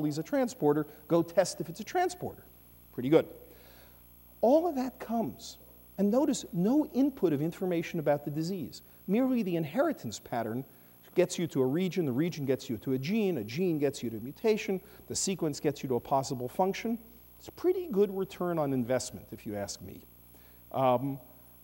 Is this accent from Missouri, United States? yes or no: no; New York City, New York, United States; I come from Brooklyn